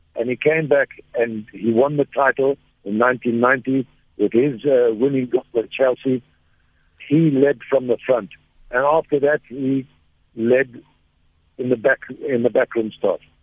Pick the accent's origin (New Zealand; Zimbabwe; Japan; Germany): Zimbabwe; also born or lived in Durban, South Africa; I come from a, a beautiful place called Zimbabwe. I was born in South Africa in Durban